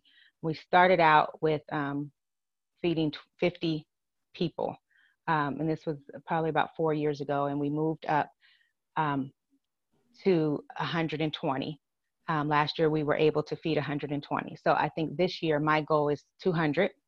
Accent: Lima, Ohio, United States; moved away as an adult; also born or lived in Inglewood, California / Long Beach, California; now in Georgia, United States; it's my hometown, and it's where, you know, I was born and raised

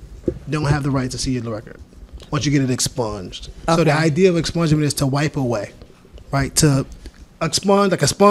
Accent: Paterson, New Jersey, United States; born and raised in Patterson.

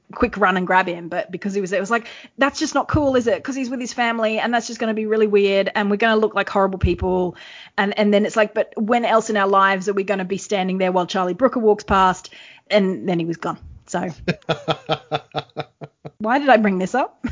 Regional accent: Australia; we're from Australia

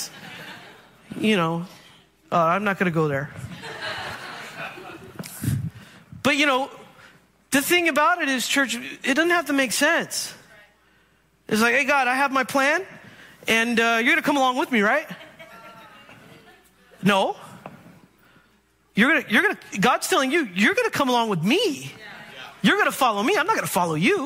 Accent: Bay Area, California, United States; I grew up in the Bay Area

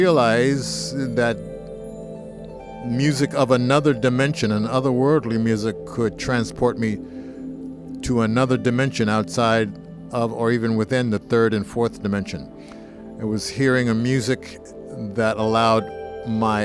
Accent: New Jersey, United States; also born or lived in Philadelphia; I grew up mostly in New Jersey. I was in Philadelphia about 2 years, my first 2 years of life on the planet.

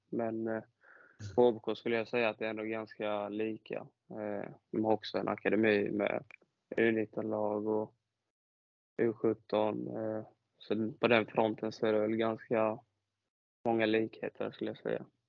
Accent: Halmstad, Halland County, Sweden; jag är född och uppvuxen i Halmstad

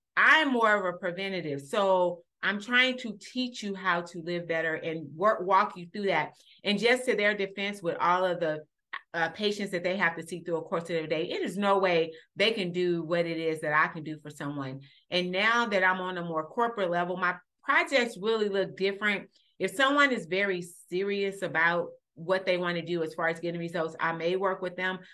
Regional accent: Los Angeles, California, United States; moved away as an adult; also born or lived in Illinois; I grew up in Los Angeles, California

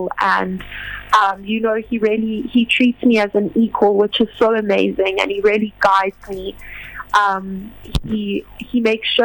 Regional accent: Johannesburg, Gauteng, South Africa; I'm from Johannesburg, and I have been singing since I was 5 years old

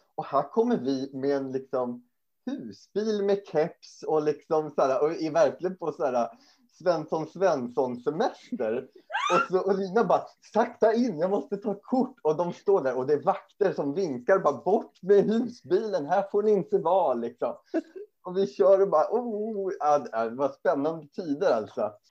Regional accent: Sweden; we're not from uh, Germany, we're from Sweden

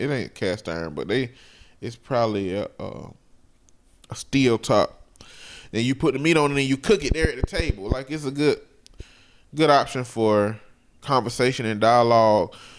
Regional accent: Alabama, United States; I told him I'm not a local though. I'm from Alabama

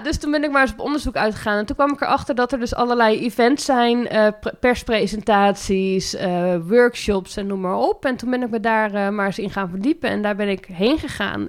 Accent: Zeeland, Netherlands; moved away as an adult; now in Montfoort, Netherlands; ik kom oorspronkelijk uit Zeeland en ik kwam hier in Utrecht, in de provincie Utrecht wonen

